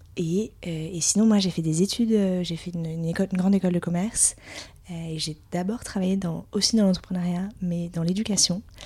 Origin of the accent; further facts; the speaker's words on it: Biarritz, Nouvelle-Aquitaine, France; now in Paris, France; on a grandi à Biarritz